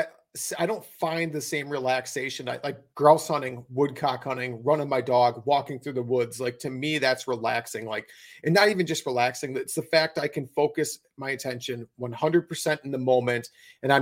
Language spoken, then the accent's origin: English; Wisconsin, United States; my home state of Wisconsin